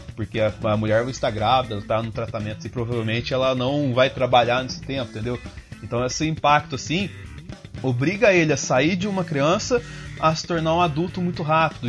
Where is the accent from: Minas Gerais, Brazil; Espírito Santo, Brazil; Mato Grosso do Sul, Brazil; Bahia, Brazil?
Minas Gerais, Brazil; south of; eu sou do sul de Minas Gerais, apesar meu pai é de São Paulo, mas a minha mãe é do sul de Minas